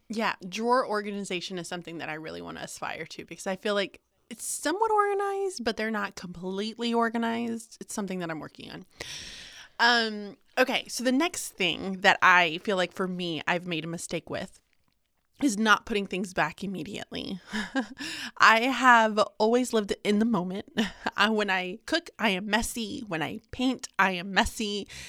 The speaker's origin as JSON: {"language": "English", "town": "Houston", "region": "Texas", "country": "United States", "tie": "born or raised there", "also_born_or_lived": "Birmingham, Alabama", "moved": "as an adult", "said": "I was born and raised in Houston"}